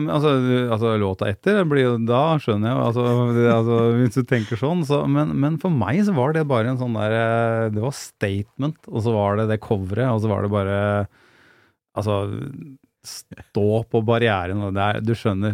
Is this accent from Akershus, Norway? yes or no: yes; Gjerdrum, Akershus, Norway; also born or lived in Lillestrøm; da bodde vi i Gjerdrum